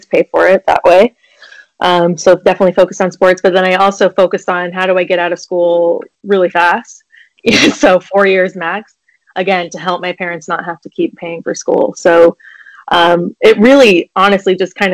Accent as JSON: {"language": "English", "region": "Iowa", "country": "United States", "tie": "born or raised there", "said": "I grew up in Iowa, so driving around and hitting up garage sales on the weekends was like a very exciting thing."}